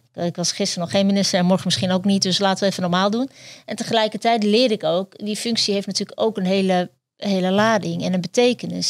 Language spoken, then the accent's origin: Dutch; Netherlands; also born or lived in Turkey; ik ben zelf eh, geboren in Turkije, uit, hier naartoe gevlucht en hier opgegroeid